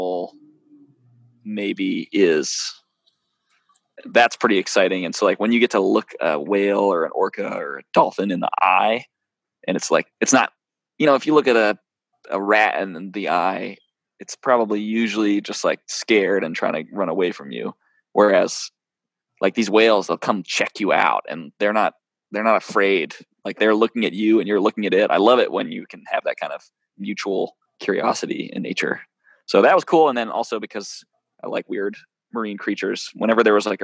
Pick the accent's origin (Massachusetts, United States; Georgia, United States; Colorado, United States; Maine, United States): Maine, United States; moved away as an adult; also born or lived in California / Alaska; I grew up in Maine, and family vacations were in Ohio.